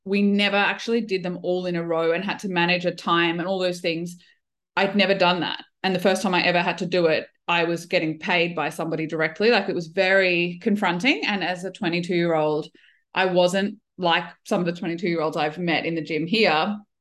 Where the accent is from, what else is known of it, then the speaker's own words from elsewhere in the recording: Brisbane, Queensland, Australia; also born or lived in Melbourne, Australia / United Kingdom / Kuwait; I'm a physio from Brisbane.